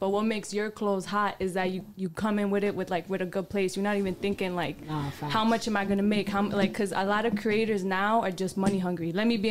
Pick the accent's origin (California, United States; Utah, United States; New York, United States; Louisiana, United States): New York, United States; I'm from New York. Loud and proud